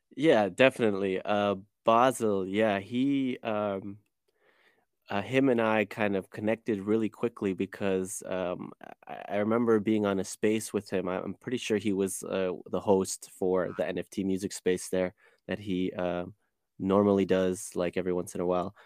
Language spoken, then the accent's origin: English; Chicago, Illinois, United States; now in Cologne, Germany; I was born and raised in Chicago, um, grew up on the west side